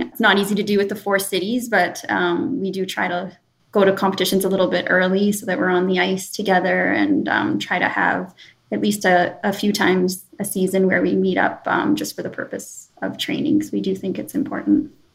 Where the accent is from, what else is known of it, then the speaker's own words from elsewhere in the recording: Sudbury, Ontario, Canada; my hometown in Sudbury